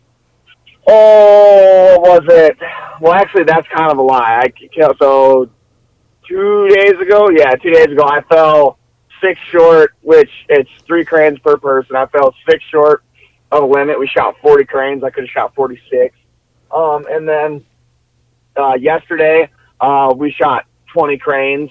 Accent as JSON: {"language": "English", "town": "New York Mills", "region": "Minnesota", "country": "United States", "tie": "born or raised there", "also_born_or_lived": "Fresno, California", "said": "she brought me to Minnesota when I was 5 years old, and I grew up in Ottersdale County. I went to school in New York Mills"}